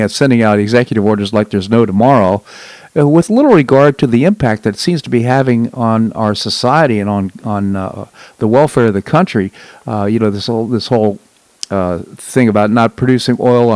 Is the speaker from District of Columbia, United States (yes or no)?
yes; Washington, District of Columbia, United States; I grew up in Washington, D.C.